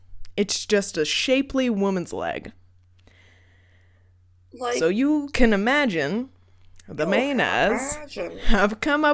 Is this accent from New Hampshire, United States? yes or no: yes; New Hampshire, United States; now in Maine, United States; I'm from New Hampshire, so I'm from away. They'll never accept me.